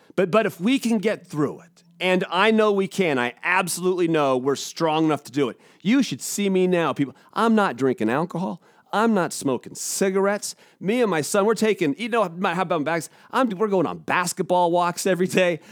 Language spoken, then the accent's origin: English; Seattle, Washington, United States; I'm a Seattle guy